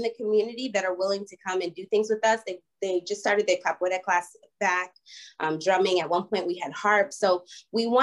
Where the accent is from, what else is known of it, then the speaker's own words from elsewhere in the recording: Boston, Massachusetts, United States; moved away; also born or lived in Los Angeles / Atlanta; I was born and raised in Boston